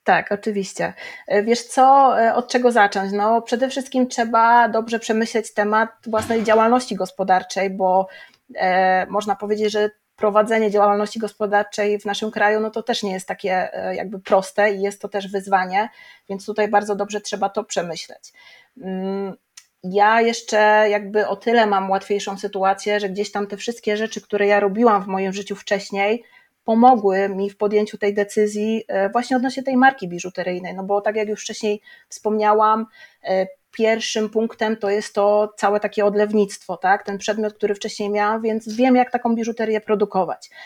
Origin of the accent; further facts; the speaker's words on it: Żary, Lubusz Voivodeship, Poland; moved away as an adult; now in Zielona Góra, Poland; ja ogólnie jestem z Żar